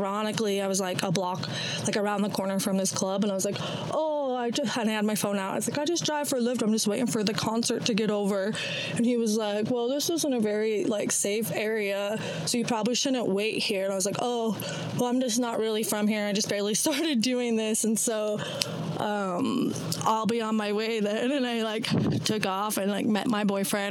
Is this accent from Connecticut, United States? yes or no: no; Utah, United States; also born or lived in Idaho; I'm from Utah. Utah, Idaho